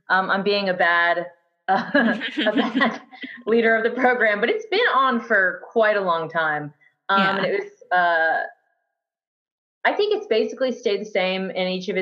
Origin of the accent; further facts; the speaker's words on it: Auburn, Alabama, United States; I am from Auburn